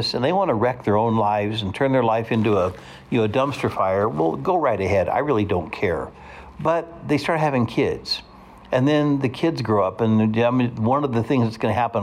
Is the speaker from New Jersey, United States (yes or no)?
no; Hutchinson, Kansas, United States; also born or lived in Salina, Kansas; growing up in Hutchinson, Kansas, and our neighborhood was crawling with kids